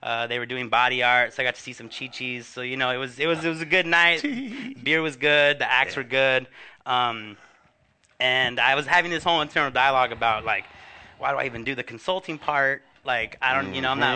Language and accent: English; Huntington Park, California, United States; my hometown of Huntington Park